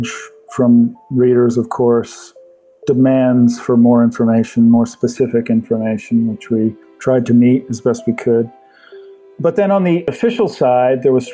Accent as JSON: {"language": "English", "town": "Halifax", "region": "Nova Scotia", "country": "Canada", "tie": "born or raised there", "said": "Halifax, which is my hometown, Halifax, Nova Scotia"}